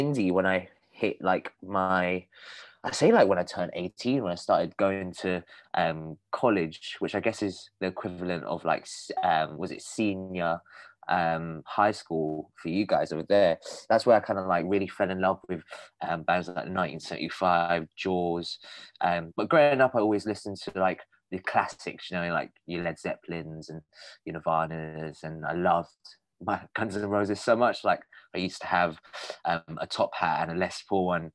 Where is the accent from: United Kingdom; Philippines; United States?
United Kingdom; London; I'm a musician from North London